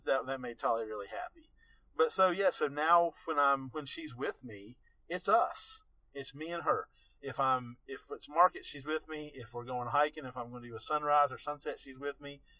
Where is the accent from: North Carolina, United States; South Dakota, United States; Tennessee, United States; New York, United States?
North Carolina, United States; Asheville; also born or lived in Macon, Georgia; I grew up here in Western North Carolina. Mm-hmm. You know, I was born in Asheville went to high school here